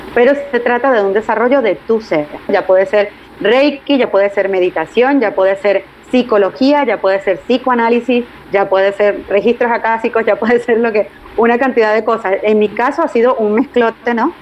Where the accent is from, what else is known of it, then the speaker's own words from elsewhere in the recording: Caracas, Capital District, Venezuela; moved away as an adult; also born or lived in Puerto Rico / Spain; mi ciudad natal, en Caracas